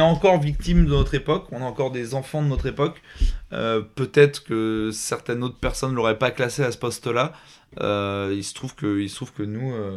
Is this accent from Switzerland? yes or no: no; France; on est français